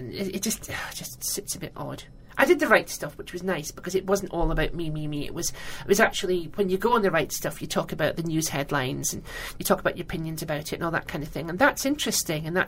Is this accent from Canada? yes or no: no; Scotland, United Kingdom; I'm Scottish